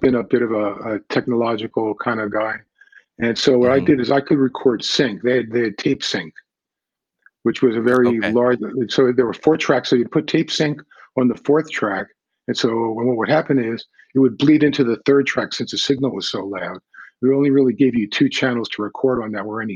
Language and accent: English; New York, United States; moved away; also born or lived in Los Angeles; I grew up in New York